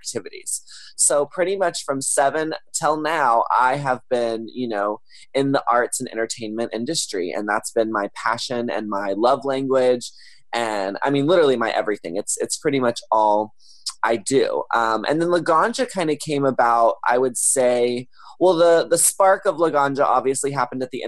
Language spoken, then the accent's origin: English; Texas, United States; now in Los Angeles, United States; a young boy growing up in Texas